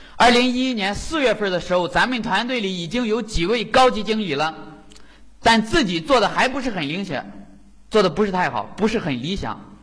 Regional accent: Jinan, Shandong, China; 我是来自山东济南的

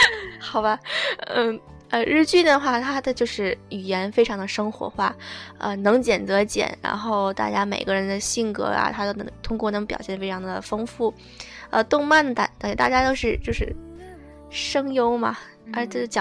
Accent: Okinawa, Japan; now in Shizuoka, Japan; 我觉得我从冲绳我乡下来的，到这边我觉得哇塞，眼花缭乱了。

